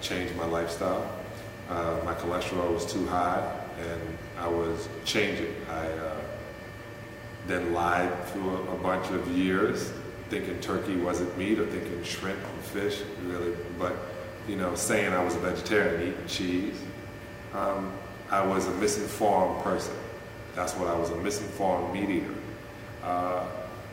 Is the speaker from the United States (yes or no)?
yes; United States; being American and a capitalist